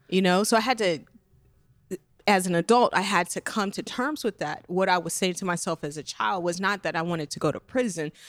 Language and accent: English; Las Vegas, Nevada, United States; I'm originally from Las Vegas